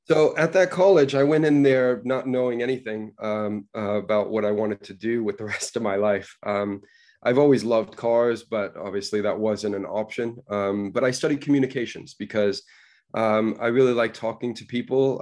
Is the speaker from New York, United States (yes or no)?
yes; New York City, New York, United States; moved away; also born or lived in Coventry; I was born in New York City